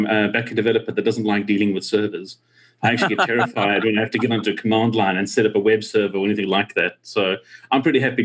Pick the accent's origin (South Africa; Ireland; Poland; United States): South Africa; growing up in South Africa